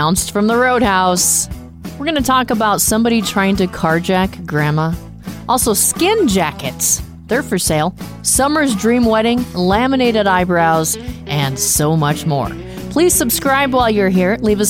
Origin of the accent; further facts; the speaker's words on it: Arizona, United States; moved away; I grew up in Arizona